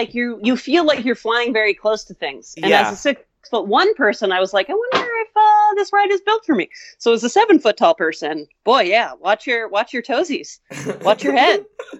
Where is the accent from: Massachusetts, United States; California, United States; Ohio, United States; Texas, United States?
California, United States; Stockton; I was born in Stockton.